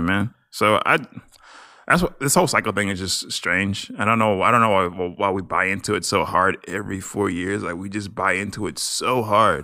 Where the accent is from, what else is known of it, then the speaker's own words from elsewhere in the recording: Nigeria; I'm Nigerian.